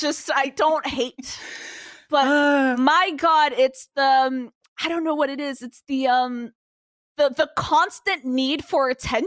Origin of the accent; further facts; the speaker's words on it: New York, United States; I'm from New York.